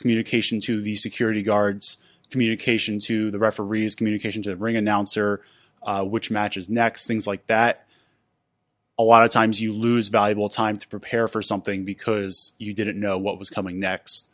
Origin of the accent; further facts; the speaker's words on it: Philadelphia, Pennsylvania, United States; moved away as an adult; now in Pittsburgh, United States; I'm originally from Philadelphia.